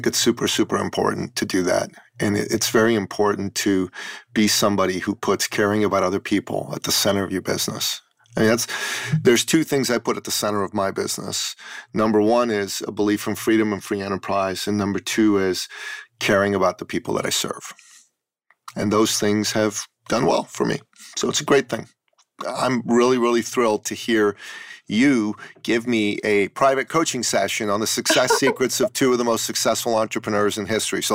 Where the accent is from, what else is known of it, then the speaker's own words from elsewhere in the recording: Iran; moved away; I was born in Iran and I grew up under, for a period of time, under the Islamic totalitarian government in Iran